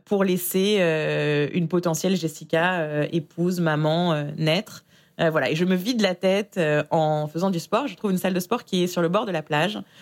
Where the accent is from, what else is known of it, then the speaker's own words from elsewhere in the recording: France; moved away as an adult; also born or lived in Israel; now in New York, United States; j'ai quitté la France en 2014 pour ce qui devait être une simple année sabbatique en Israël